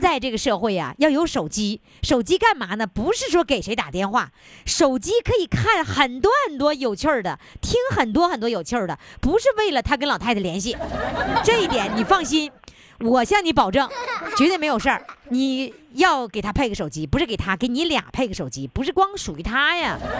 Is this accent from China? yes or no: yes; Dalian, Liaoning, China; accent: Dalian dialect; 我大连话，我现在大连话越来越浓了